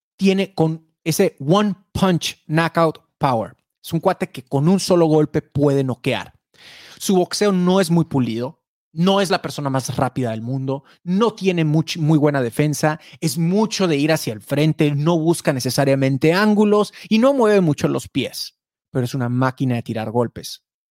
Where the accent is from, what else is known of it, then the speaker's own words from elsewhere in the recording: Mexico; los mexicanos somos chapitos